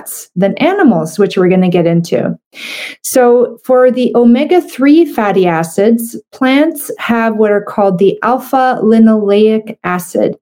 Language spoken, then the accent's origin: English; Canada; I'm a Canadian medical doctor